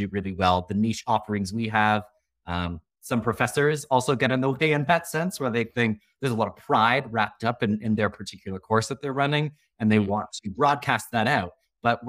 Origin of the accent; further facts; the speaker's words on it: Canada; I am Canadian from Canada